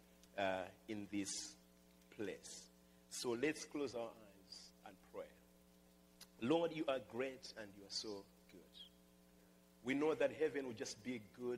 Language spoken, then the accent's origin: English; Malawi; moved away; I come from Malawi, and I'm just happy to be part of that country